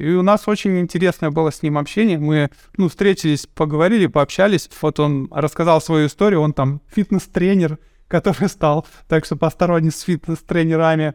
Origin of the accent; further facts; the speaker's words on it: Chelyabinsk, Chelyabinsk Oblast, Russia; я сам из Челябинска